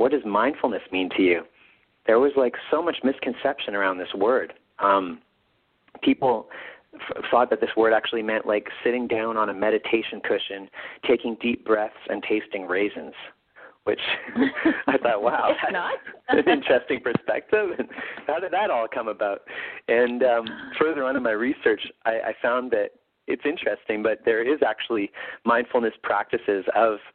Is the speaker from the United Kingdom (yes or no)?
no; Winnipeg, Manitoba, Canada; here in my hometown of Winnipeg